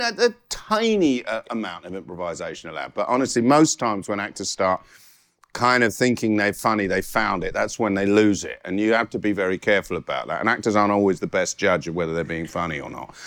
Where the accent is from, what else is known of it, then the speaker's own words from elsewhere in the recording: Guildford, South East England, United Kingdom; also born or lived in Catford, London; We moved to Guildford in 1968. I was born in Catford